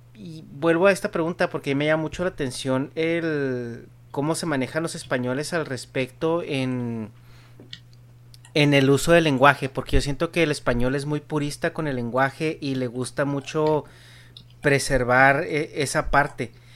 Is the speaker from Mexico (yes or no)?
yes; Mexico; en México pues tenemos ciertas expresiones